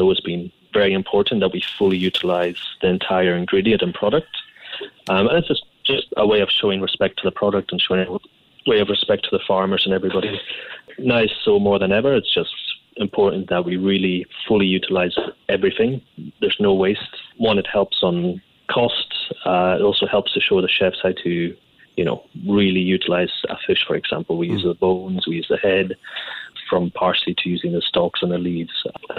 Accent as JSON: {"language": "English", "region": "Scotland", "country": "United Kingdom", "tie": "born or raised there", "said": "I mean, where I was born in Scotland, we had, you know, some of the best produce in the world from lobsters, langoustines, crab, and then going on to game."}